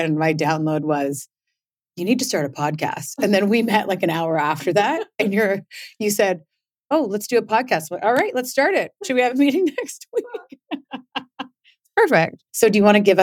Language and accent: English; Victoria, British Columbia, Canada; moved away as an adult; also born or lived in Orange County, California; I grew up in Victoria, but I lived in Orange County in California for almost 10 years, I'd say. And I came back here for a brief visit and never left